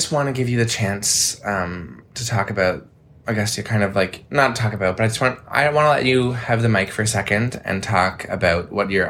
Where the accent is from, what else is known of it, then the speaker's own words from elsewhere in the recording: New Brunswick, Canada; New Brunswick, where we're from, Sarah